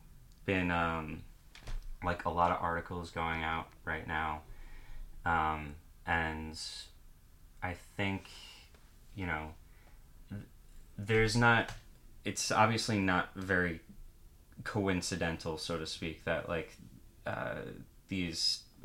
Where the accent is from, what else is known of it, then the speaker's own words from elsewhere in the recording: Long Island, New York, United States; one of the most important records of my life, you know, growing up on Long Island, you know.